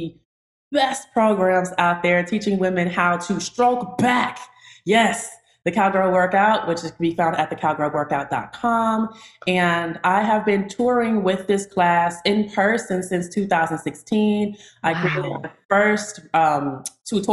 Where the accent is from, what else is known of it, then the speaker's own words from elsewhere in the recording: Chicago, Illinois, United States; now in Atlanta, United States; I'm from Chicago, Illinois. I now reside in Atlanta, Georgia